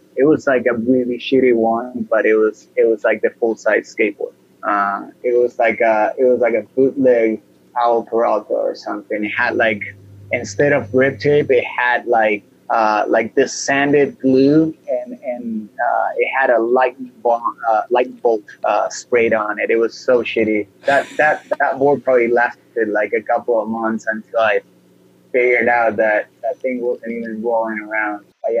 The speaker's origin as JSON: {"language": "English", "region": "Buenos Aires", "country": "Argentina", "tie": "born or raised there", "said": "In Buenos Aires. I was born in April 23rd of 1977."}